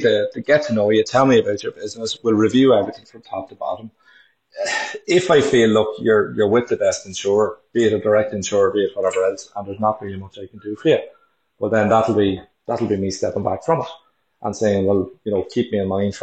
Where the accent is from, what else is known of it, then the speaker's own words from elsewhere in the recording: Dublin, Leinster, Ireland; moved away as an adult; now in Omagh, United Kingdom; originally I'm from Dublin and I moved up to Omagh about 12 years ago in County Tyrone